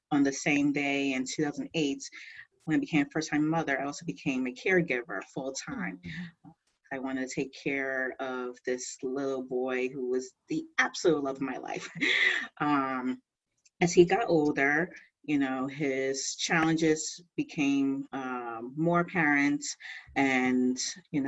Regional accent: East Coast, United States; I'm typical lady from the East Coast.

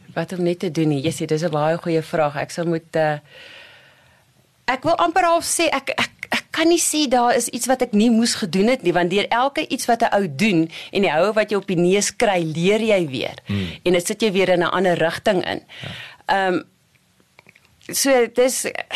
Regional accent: Kimberley, Northern Cape, South Africa; moved away as an adult; also born or lived in Warrenton / Jan Kempdorp / Bloemfontein; toe gaan ons Kimberley toe

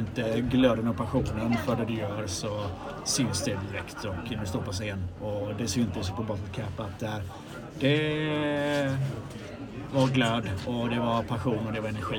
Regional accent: Gothenburg, Västra Götaland, Sweden; jag är från Göteborg

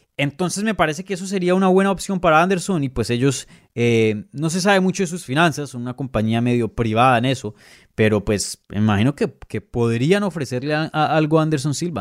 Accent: Venezuela

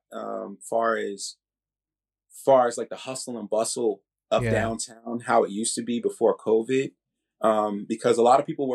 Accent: San Antonio, Texas, United States; moved away as an adult; also born or lived in Baltimore, Maryland; now in Washington, D.C., United States; I actually grew up in San Antonio, Texas

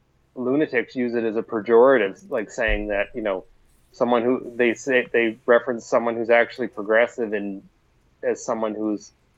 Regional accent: Glasgow, Scotland, United Kingdom; we were up in my hometown in Glasgow, and we were at a local bar, and they were fundraising for a cat rescue deal.

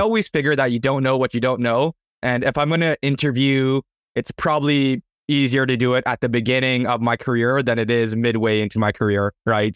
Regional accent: Canada; I'm from Canada

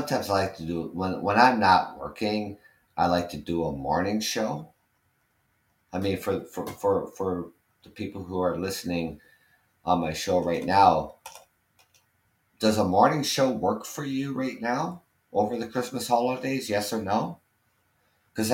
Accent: Canada; I'm Canadian

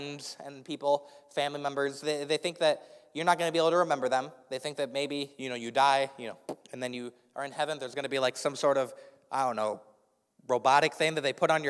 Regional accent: Indianapolis, Indiana, United States; moved away; I grew up in Indianapolis, Indiana

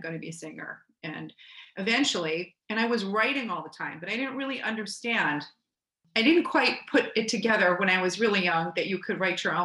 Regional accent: Cherry Hill, New Jersey, United States; also born or lived in Philadelphia, Pennsylvania; I grew up in Cherry Hill, New Jersey, which is a few miles outside of Philadelphia, where my parents were born and raised. I was born in Philadelphia

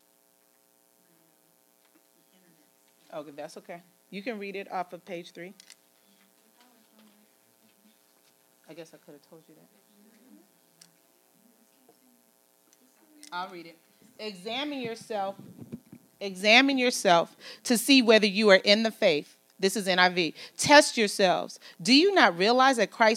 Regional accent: United States; I'm an American

